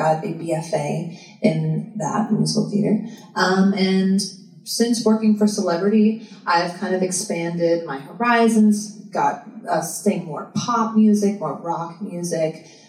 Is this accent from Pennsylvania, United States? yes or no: no; Delaware, United States; I am originally from Delaware in the United States.